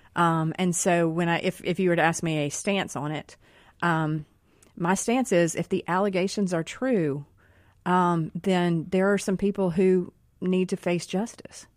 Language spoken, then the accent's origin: English; Rankin County, Mississippi, United States; we're all from Mississippi here. We're all from Rankin County here